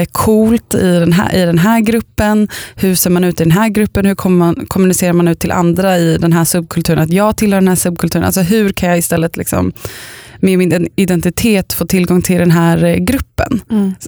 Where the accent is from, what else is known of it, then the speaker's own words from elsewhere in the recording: Upplands Väsby, Stockholm County, Sweden; also born or lived in a village (unnamed); Jag kommer från Upplands, eller först och främst kommer jag från liksom en by. Eh, och sen så flyttade vi till Upplands Väsby